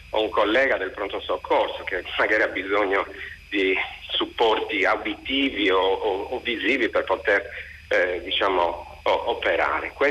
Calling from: Cagliari, Sardinia, Italy; siamo da Cagliari

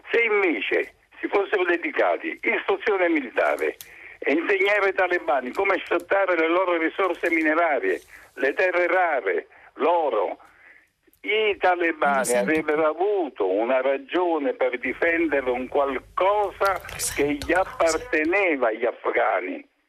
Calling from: Trieste, Friuli-Venezia Giulia, Italy

